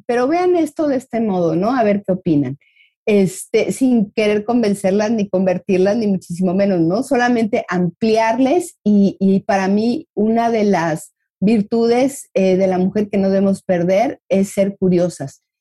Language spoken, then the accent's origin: Spanish; Mexico; como mexicanos veo